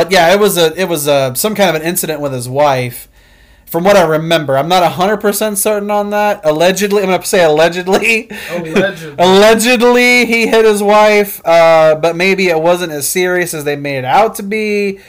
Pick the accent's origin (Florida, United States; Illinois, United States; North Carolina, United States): Illinois, United States; And I'm from Illinois